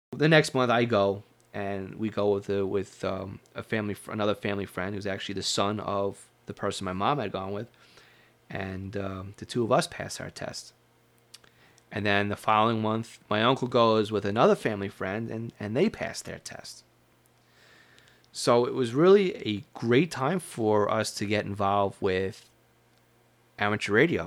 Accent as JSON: {"language": "English", "area": "Long Island", "region": "New York", "country": "United States", "tie": "born or raised there", "said": "If you can't tell from my accent, I was born and raised, and I spent most of my life in Long Island, New York"}